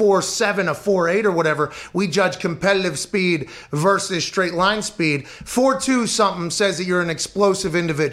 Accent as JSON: {"language": "English", "town": "Pittsburgh", "region": "Pennsylvania", "country": "United States", "tie": "born or raised there", "said": "I grew up in Pittsburgh."}